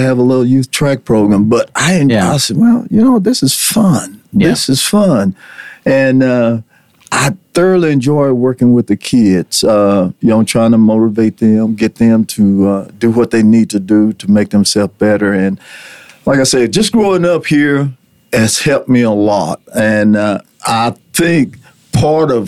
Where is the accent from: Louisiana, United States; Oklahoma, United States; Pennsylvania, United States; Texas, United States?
Texas, United States; Borger; also born or lived in Laneville, Texas; I was born in Laneville, Texas, and we moved to here. We moved to Borger when I was about 5 years old.